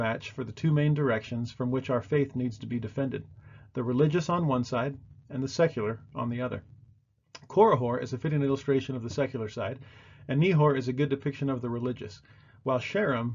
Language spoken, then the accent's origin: English; Mexamerica, Southwest, United States; moved away; also born or lived in Bible Belt / Jello Belt (Utah area); I grew up in Mexamerica, where the food is excelente